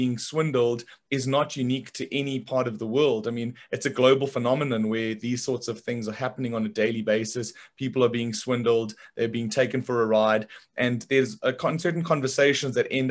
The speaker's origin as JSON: {"language": "English", "country": "South Africa", "tie": "born or raised there", "said": "when you and I were younger and growing up in South Africa"}